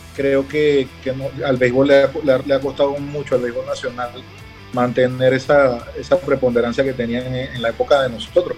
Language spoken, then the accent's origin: Spanish; Chiriquí, Panama; los chiricanos somos los primeros panameños